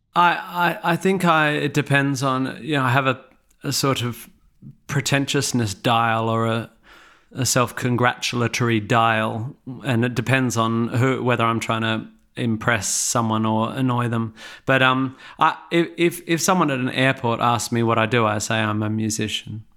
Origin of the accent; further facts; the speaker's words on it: Perth, Western Australia, Australia; moved away as an adult; now in England; I grew up in Perth